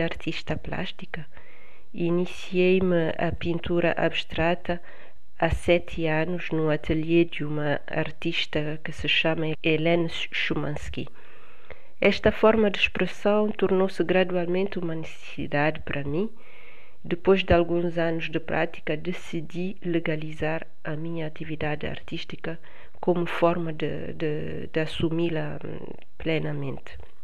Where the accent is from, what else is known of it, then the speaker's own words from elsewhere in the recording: Bissau, Guinea-Bissau; moved away as an adult; also born or lived in Paris region, France; now in France; nasci em Bissau. Vim para a França estudar há 25 anos, atualmente resido na região de Paris